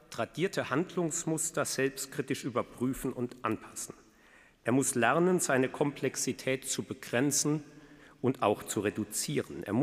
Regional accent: Germany; Also ich bin ja schon im Vereinigten Deutschland aufgewachsen und da denke ich eigentlich gar nicht drüber nach.

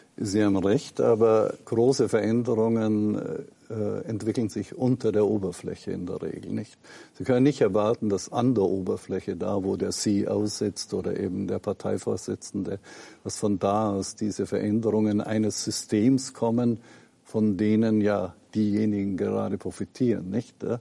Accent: Lower Bavaria, Germany; wo ich aufgewachsen bin, ne, in einer protestantischen kleinen Gemeinde in Niederbayern

